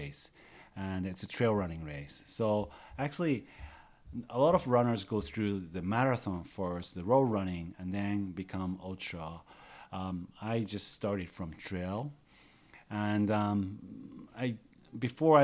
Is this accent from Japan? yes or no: yes; Nagano, Japan; now in Takao, Tokyo, Japan; I was born in Nagano, where there's a lot of mountains.